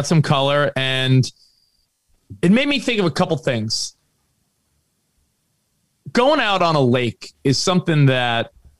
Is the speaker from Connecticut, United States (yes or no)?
no; Long Island, New York, United States; I grew up on Long Island, going to Jones Beach